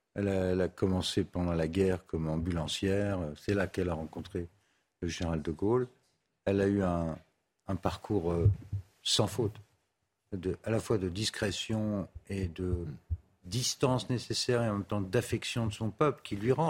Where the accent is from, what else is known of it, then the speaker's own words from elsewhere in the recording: Paris, Île-de-France, France; Je suis très très malheureux comme Parisien. Et, Dieu sait que j'adore ma ville, je suis un vrai Parisien